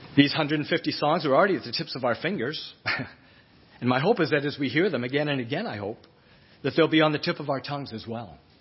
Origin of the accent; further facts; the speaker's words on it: Fort Kent, Maine, United States; also born or lived in North Shore, Massachusetts; I grew up in Fort Kent